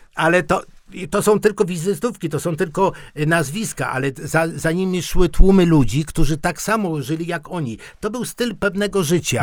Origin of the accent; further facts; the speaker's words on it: Silesian Voivodeship, Poland; A u nas na Śląsku